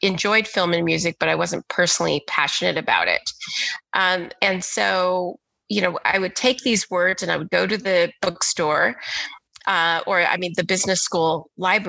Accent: Texas, United States; moved away; also born or lived in Philadelphia; I grew up in Texas in the 80s as a little Black girl.

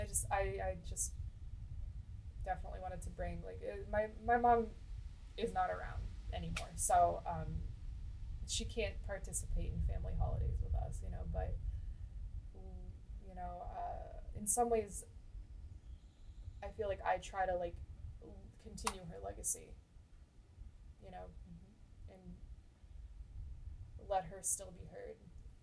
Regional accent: Maine, United States; I grew up here in Maine, I didn't have a whole lot of like Hawaiian food necessarily growing up

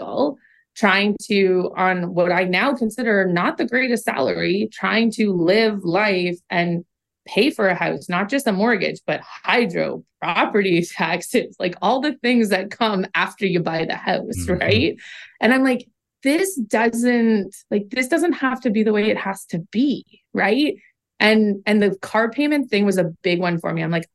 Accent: Oshawa, Ontario, Canada; I grew up in Oshawa, Ontario, Canada's home of General Motors.

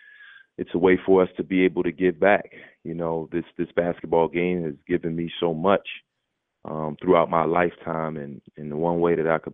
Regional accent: Philadelphia, Pennsylvania, United States; growing up in Philadelphia

